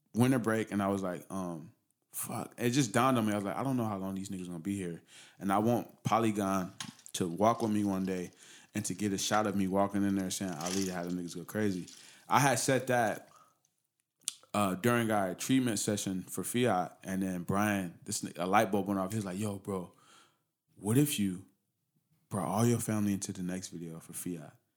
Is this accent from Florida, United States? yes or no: no; Pomona, California, United States; I grew up in that area